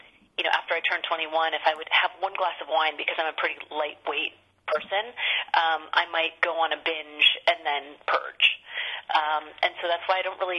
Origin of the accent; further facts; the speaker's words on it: Sacramento, California, United States; my hometown of Sacramento